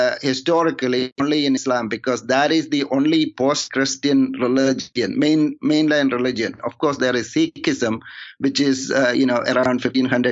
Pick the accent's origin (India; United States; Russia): India; moved away; also born or lived in Toronto; I'm from India